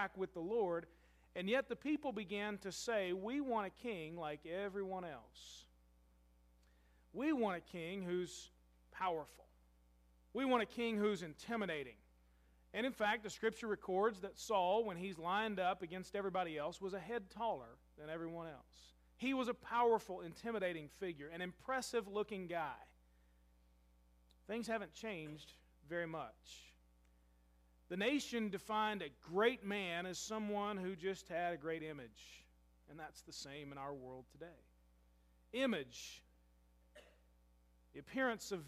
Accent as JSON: {"language": "English", "town": "Louisville", "region": "Kentucky", "country": "United States", "moved": "yes", "lives_now": "Murray, United States", "said": "I'm from Louisville."}